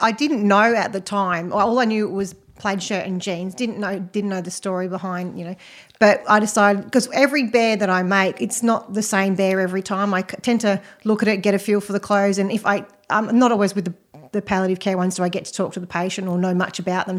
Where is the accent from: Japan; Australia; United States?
Australia; Western Australia; moved away; I'm actually from Western Australia originally